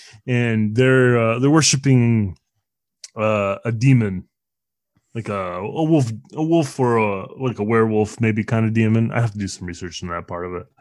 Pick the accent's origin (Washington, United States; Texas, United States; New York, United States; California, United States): California, United States; Bay Area; I grew up in the Bay Area.